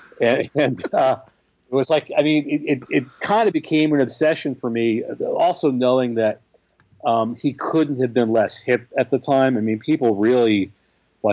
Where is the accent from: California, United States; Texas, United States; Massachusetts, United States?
Massachusetts, United States; Boston; I grew up in the Boston area.